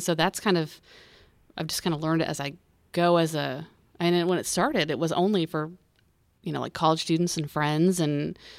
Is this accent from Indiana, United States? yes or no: yes; Indiana, United States; I am from Indiana.